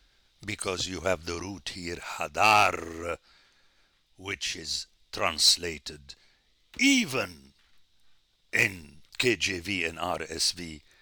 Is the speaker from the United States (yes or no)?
no; Jordan; also born or lived in Middle East; And I grew up in the Middle East, and it's still the tradition in Jordan